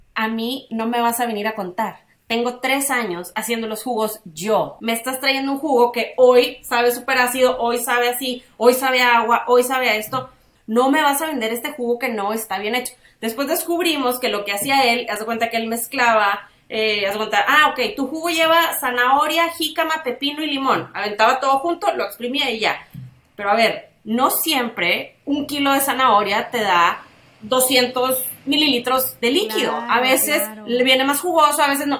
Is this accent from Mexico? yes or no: yes; Tampico, Tamaulipas, Mexico; now in Monterrey, Mexico; mis amigas de toda la vida sí viven aquí algunas, pero pues todos somos de Tampico